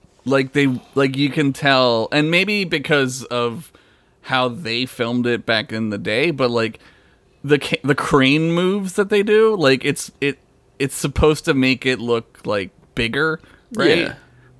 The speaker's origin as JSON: {"language": "English", "region": "Alabama", "country": "United States", "said": "I'm from Alabama. We don't do that where I'm from."}